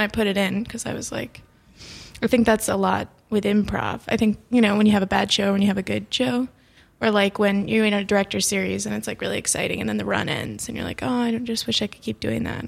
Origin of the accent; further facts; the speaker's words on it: Florida, United States; I am from Florida